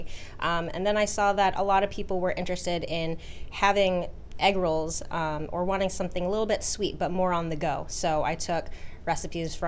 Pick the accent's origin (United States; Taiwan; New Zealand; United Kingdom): United States; Texas; moved away as an adult; now in Rhode Island, United States; I've been in Rhode Island longer than I was born and raised in Texas.